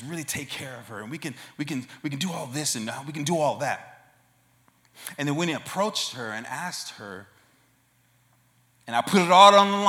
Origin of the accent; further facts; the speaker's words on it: Oakland, California, United States; I'm from Oakland, California. That was where I was born and raised.